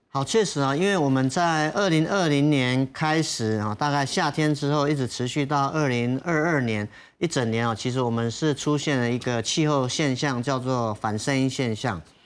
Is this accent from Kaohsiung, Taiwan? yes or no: no; Yilan County, Taiwan; moved away; 我老家就在宜兰